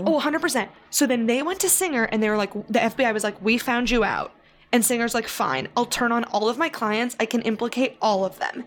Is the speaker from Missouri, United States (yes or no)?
yes; Missouri, United States; also born or lived in New York area; now in New York, United States; I grew up in Missouri